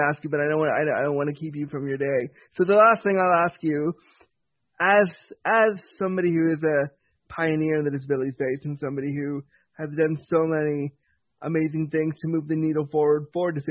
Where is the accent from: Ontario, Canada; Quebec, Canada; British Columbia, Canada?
Ontario, Canada; Toronto; also born or lived in Laguna, California, United States; I grew up in Toronto. I was born in California.